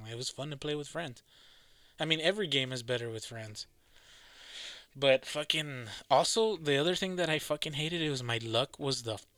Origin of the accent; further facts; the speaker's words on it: Massachusetts, United States; accent: Boston; My fucking Boston accent.